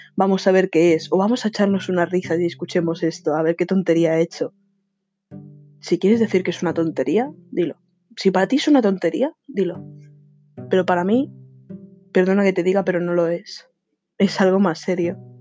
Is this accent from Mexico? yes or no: no; Spain; soy de España